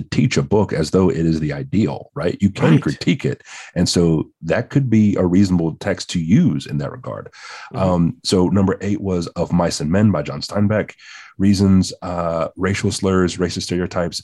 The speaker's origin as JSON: {"language": "English", "region": "the South", "country": "United States", "tie": "born or raised there", "said": "I was raised in the South."}